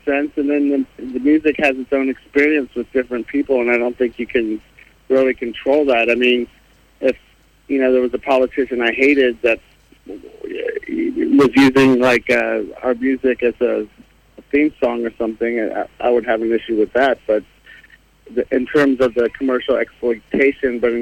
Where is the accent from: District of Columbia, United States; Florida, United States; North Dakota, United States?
District of Columbia, United States; Washington; being from Washington D.C.